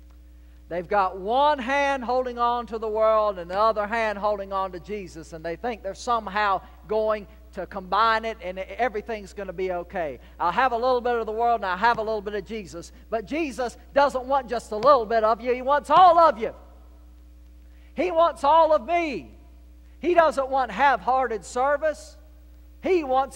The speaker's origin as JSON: {"language": "English", "town": "Portsmouth", "region": "Virginia", "country": "United States", "tie": "born or raised there", "also_born_or_lived": "North Carolina / Georgia", "moved": "as an adult", "lives_now": "South Carolina, United States", "said": "I was the boy born and raised in Portsmouth, Virginia"}